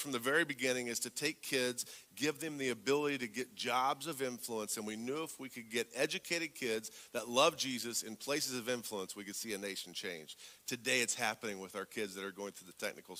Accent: southern Indiana, United States; also born or lived in Haiti; I'm from the southern part of Indiana, just south of Indy

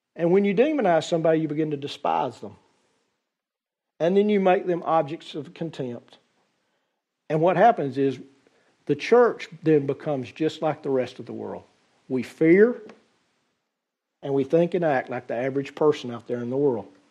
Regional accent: United States; As an American society

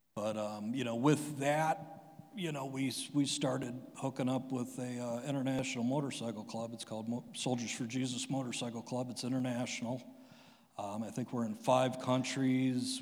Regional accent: Strongsville, Ohio, United States; my family moved to Strongsville, I think, in 1980. And, you know, I had your typical everyday suburb kid life.

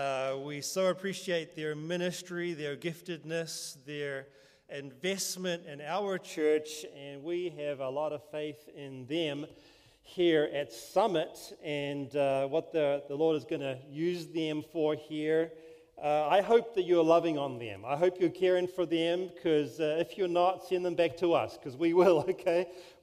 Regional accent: New Zealand; now in California, United States; Yes, I'm from New Zealand. Is the accent okay? You know, it's funny, because you can't really control an accent, right? It just is what it is. And but we've lived here a total of 15 years in California.

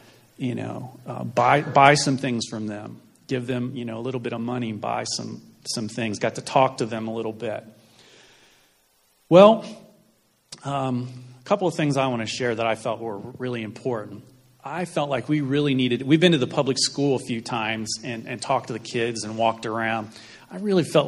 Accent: United States; We're from the United States.

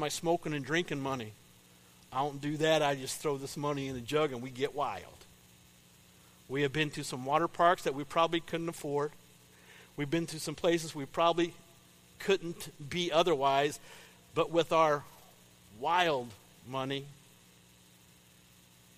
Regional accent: Paris, Illinois, United States; I grew up in Paris. Paris, Illinois

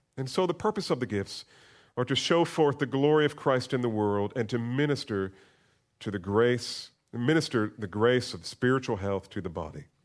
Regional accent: United States; We're so American

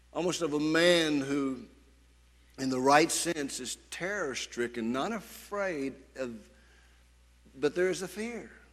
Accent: United States; as an American

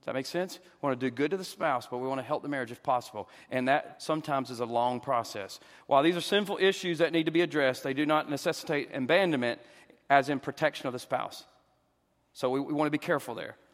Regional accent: the South, United States; I'm a Southerner

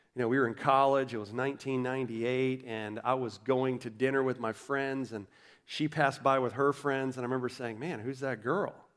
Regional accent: Orlando, Florida, United States; I'm from Orlando

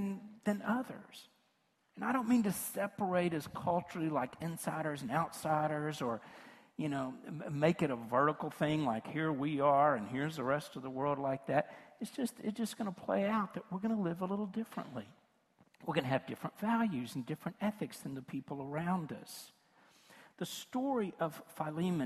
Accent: rural West Tennessee, United States; moved away; also born or lived in Memphis; from rural West Tennessee where I was raised

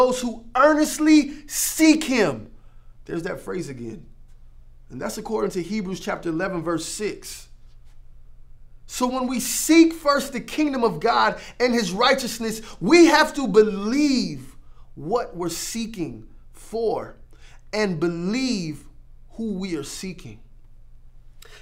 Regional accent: Florida, United States; I grew up in Florida where we got hurricanes all the time.

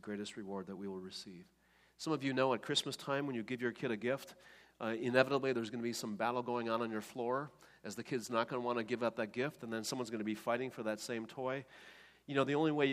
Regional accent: Oostburg, Wisconsin, United States; when I was a kid growing up in Oostburg, Wisconsin

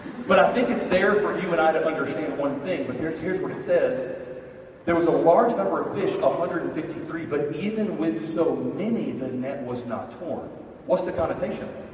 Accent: Birmingham, Alabama, United States; I'm from Birmingham, Alabama

